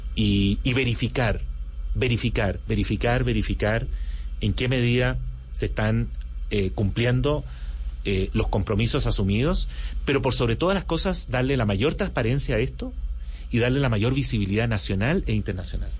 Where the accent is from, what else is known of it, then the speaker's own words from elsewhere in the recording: Chile; yo crecí em, eh, mi, adolescencia y toda mi juventud y estudios universitarios los hice en Chile bajo la dictadura de Pinochet